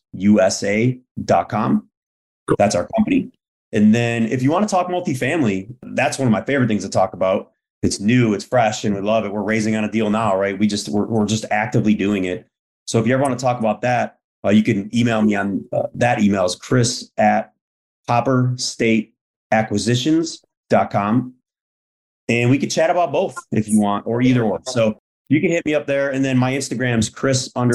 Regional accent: Buffalo, New York, United States; I grew up very blue collar, very frugal. You know, I'm from Buffalo, New York

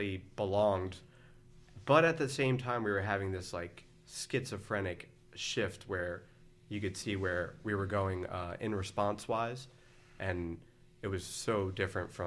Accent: Philadelphia, Pennsylvania, United States; I'm from Philadelphia

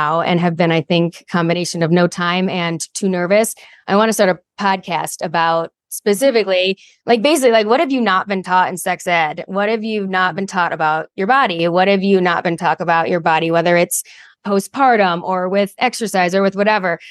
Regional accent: Michigan, United States; now in Colorado Springs, United States; I grew up in Michigan

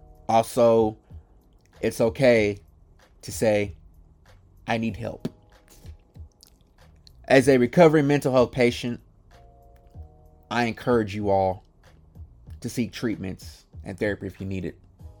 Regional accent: Midwest, United States; It's crazy because growing up a Lakers fan in the Midwest was different.

